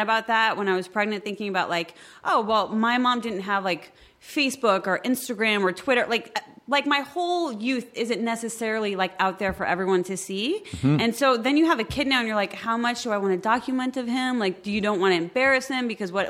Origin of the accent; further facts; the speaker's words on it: Midwest, United States; I didn't grow up in Los Angeles. And it's I come from the Midwest